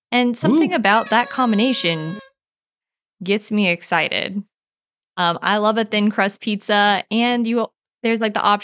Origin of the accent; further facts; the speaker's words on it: Missouri, United States; now in Nashville, United States; the tavern that's in my hometown, and not as in Jefferson City, Missouri, but like where I actually live in Missouri, where it's called a tavern